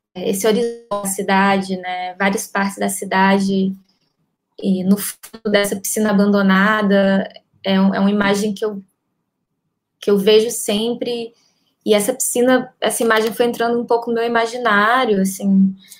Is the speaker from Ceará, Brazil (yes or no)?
yes; Ceará, Brazil; now in Rio de Janeiro, Brazil; eu sou cearense, eu moro há uns 18 anos aqui no Rio